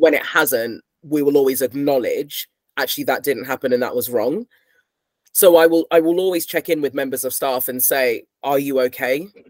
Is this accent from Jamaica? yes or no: no; United Kingdom; I'm British and I've grown up here